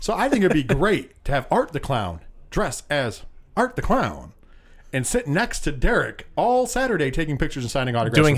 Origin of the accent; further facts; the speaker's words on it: New York, United States; We're from New York.